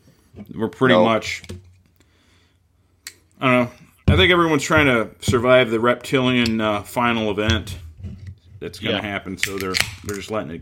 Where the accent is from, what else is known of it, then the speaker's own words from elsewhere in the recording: Roseville, Michigan, United States; People know we're from Roseville, Michigan.